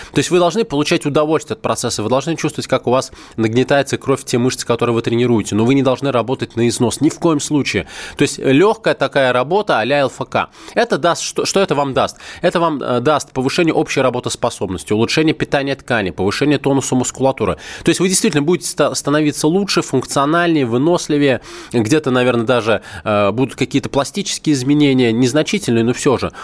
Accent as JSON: {"language": "Russian", "region": "Moscow", "country": "Russia", "tie": "born or raised there", "said": "я коренной москвич, в родном городе"}